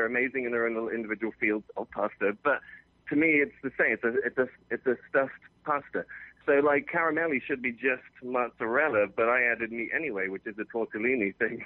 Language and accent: English; Scotland, United Kingdom; They shot Braveheart right next to my hometown. Like when I was a kid, it was amazing.